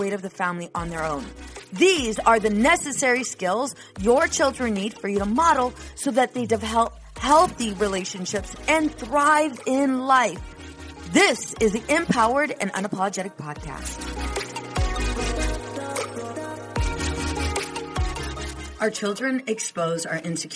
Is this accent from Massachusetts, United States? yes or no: no; Southern California, United States; moved away as an adult; also born or lived in New York; I'm from Southern California.